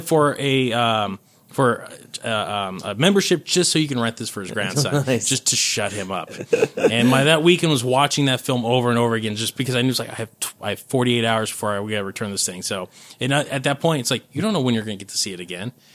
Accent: California, United States; I grew up out here in California, born and raised

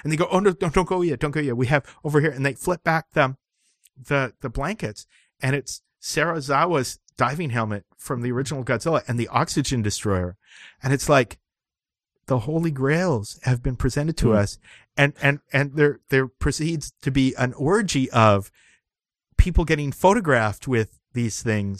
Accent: Vancouver, British Columbia, Canada; I'm from Vancouver, BC, and I also have webbed feet.

